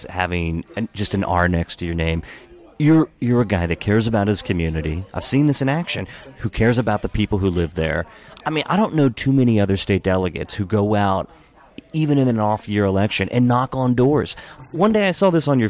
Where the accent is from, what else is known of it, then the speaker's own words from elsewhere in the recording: Hagerstown, Maryland, United States; accent: Hagerstown; now in Montgomery County, Maryland, United States; I grew up in Western Maryland